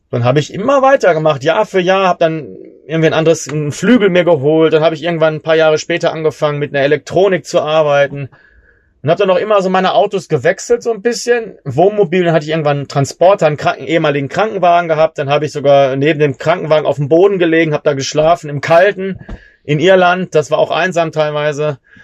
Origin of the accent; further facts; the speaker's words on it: Germany; ich als Deutscher